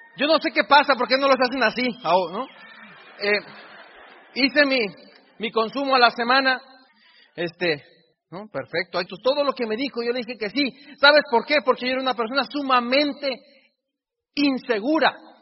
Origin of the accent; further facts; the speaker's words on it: Mexico; yo soy tan mexicano como tú